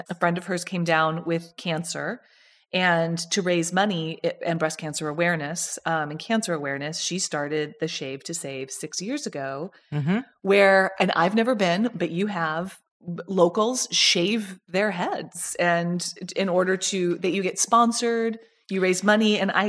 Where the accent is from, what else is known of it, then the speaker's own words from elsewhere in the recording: Georgia, United States; I was raised partially in Georgia.